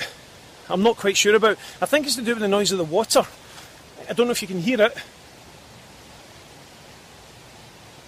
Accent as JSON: {"language": "English", "region": "Scotland", "country": "United Kingdom", "said": "I'm Scottish"}